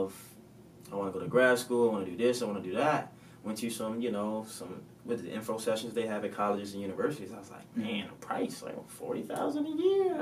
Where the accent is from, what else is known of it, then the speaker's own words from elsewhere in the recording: Baltimore, Maryland, United States; I'm from Baltimore, Maryland